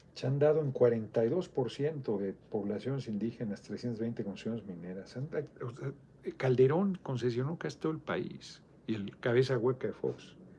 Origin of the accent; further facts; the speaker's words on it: Mexico City, Mexico; soy, soy de Iztapalapa